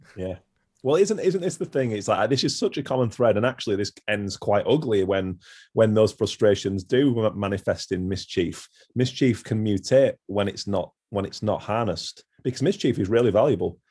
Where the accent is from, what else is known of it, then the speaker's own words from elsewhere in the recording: near Haworth, Yorkshire and the Humber, United Kingdom; I grew up in West Yorkshire and where we lived is near Haworth